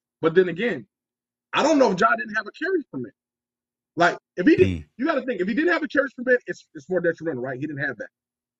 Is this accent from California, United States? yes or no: yes; Los Angeles, California, United States; I'm actually from California. And I was born in Los Angeles. My high school years and junior high, I was raised in L.A.